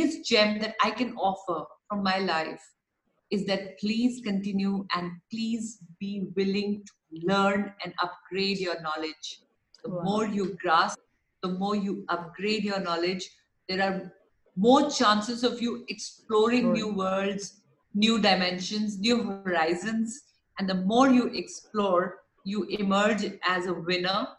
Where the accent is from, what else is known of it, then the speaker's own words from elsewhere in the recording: India; as an Indian, I'm a very proud Indian of my heritage, of my country.